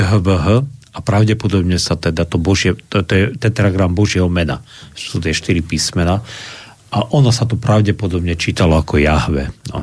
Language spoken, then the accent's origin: Slovak; Slovakia